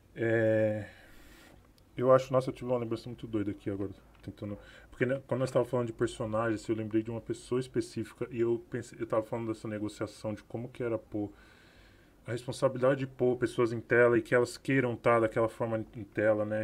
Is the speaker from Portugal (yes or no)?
no; São Paulo, Brazil; eu sou do Capão